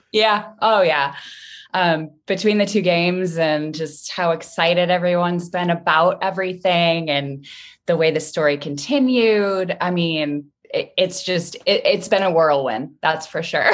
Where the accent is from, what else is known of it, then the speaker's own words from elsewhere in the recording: Midwest, United States; I'm from the Midwest